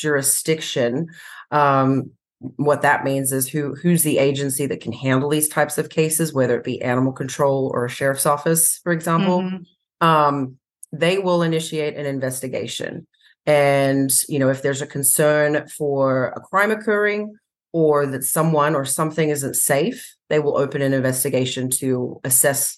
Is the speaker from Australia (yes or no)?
yes; Australia; moved away as an adult; also born or lived in San Diego County, California; now in United States; I was born and raised in Australia. So I worked for the Sydney RSPCA in Australia